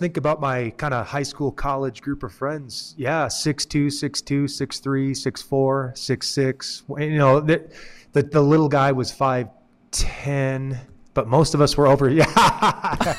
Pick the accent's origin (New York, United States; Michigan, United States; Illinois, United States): Michigan, United States; moved away as an adult; now in New Mexico, United States; since I moved to New Mexico, 'cause originally I'm from Michigan